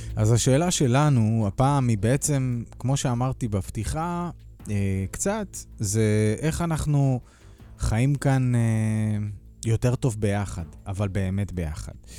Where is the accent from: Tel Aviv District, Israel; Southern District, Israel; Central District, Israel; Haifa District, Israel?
Haifa District, Israel; Kiryat Yam; moved away; אני גדלתי בקריית ים בילדותי